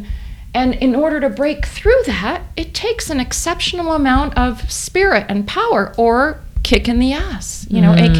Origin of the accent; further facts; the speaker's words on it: New York, United States; I grew up in New York